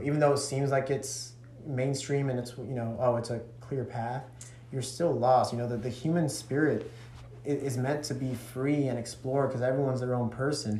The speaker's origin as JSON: {"language": "English", "town": "Chatsworth", "region": "Georgia", "country": "United States", "tie": "born or raised there", "also_born_or_lived": "California / Dalton", "said": "I was born in California, and I was raised in Chatsworth up until the age of two, 11"}